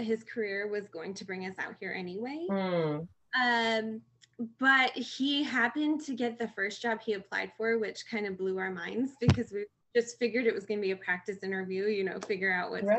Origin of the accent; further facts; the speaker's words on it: Michigan, United States; moved away as an adult; now in California, United States; I am originally from Michigan and have moved out to California for the last 4 years now